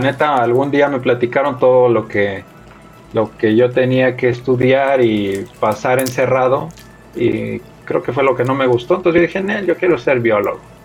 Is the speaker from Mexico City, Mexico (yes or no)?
yes; Mexico City, Mexico; moved away as an adult; now in Toluca, Mexico; De acá, de la Ciudad de México. Pero ah, ahorita estoy viviendo, bueno, ya llevo como 7, 8 años viviendo acá en Toluca.